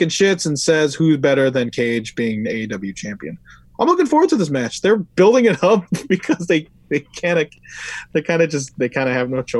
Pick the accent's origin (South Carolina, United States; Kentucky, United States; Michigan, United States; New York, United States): New York, United States; Brooklyn; Hey, I'm from Brooklyn, uh, same place as